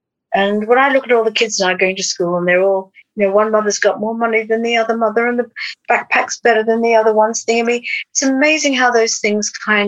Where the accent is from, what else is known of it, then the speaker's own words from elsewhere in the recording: Australia; In Australia, but I never did grow up.